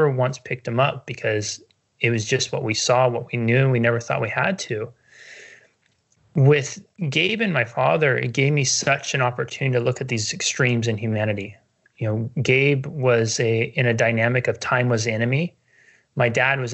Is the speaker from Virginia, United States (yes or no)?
no; Northern California, United States; moved away; I grew up in Northern California, and it has the big redwood trees